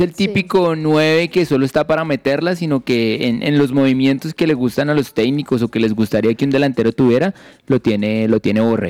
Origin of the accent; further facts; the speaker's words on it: Colombia; como colombianos